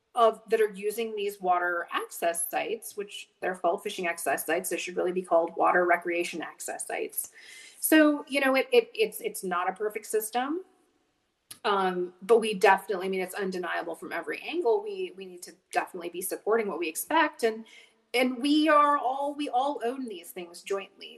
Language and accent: English; Whitefish, Montana, United States; I grew up in Whitefish, Montana